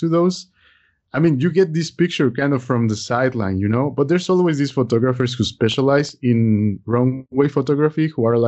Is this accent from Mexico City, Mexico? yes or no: yes; Mexico City, Mexico; moved away; also born or lived in Italy; I was born in Mexico City, but I've lived abroad about half my life. I lived in Italy for over 10 years